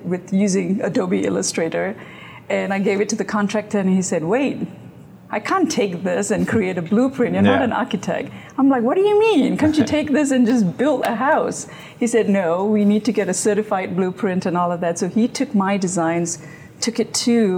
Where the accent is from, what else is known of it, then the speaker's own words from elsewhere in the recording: Malaysia; moved away as an adult; now in United States; Graduated from Malaysia, so I have my graphic design degree from Malaysia. Came to the U.S. to pursue my grad studies.